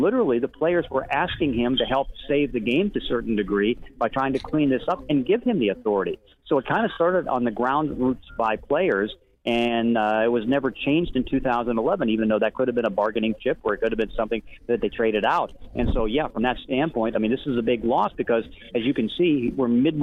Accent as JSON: {"language": "English", "town": "Pittsburgh", "region": "Pennsylvania", "country": "United States", "tie": "born or raised there", "said": "I grew up in Pittsburgh"}